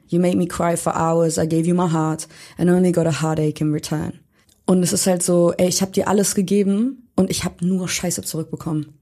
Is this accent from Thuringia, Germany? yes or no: no; Hamburg, Germany; now in Berlin, Germany; komme gebürtig aus Hamburg